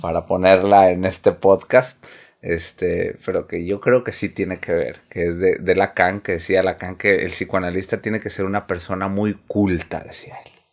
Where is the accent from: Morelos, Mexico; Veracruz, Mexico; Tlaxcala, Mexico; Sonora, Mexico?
Sonora, Mexico; nosotros, por ejemplo, somos de aquí de Sonora.